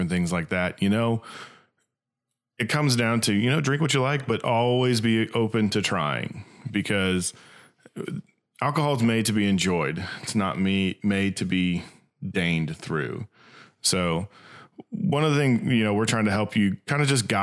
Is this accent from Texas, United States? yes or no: no; Little Rock, Arkansas, United States; we are from Little Rock, Arkansas